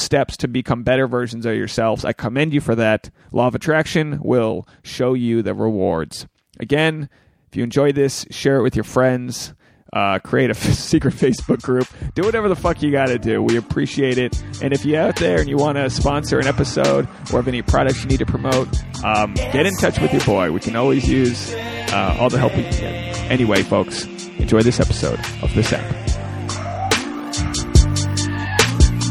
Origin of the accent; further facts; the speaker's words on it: New England, United States; now in Los Angeles, United States; I'm from New England